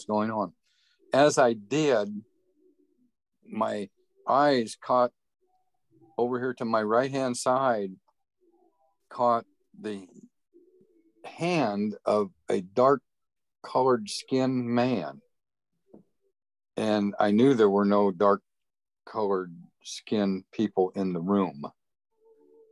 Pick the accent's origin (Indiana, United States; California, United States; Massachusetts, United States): Indiana, United States; I grew up in Indiana, farm country, country boy, basically, rural Indiana